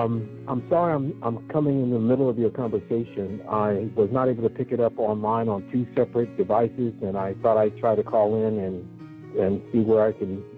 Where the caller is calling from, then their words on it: Columbus, Ohio, United States; I'm calling from Columbus, Ohio.